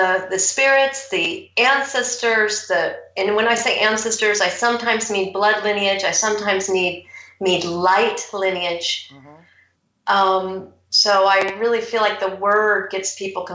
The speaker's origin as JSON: {"language": "English", "country": "United States", "also_born_or_lived": "Seattle", "moved": "as an adult", "lives_now": "Surrey, United Kingdom", "said": "I'm American"}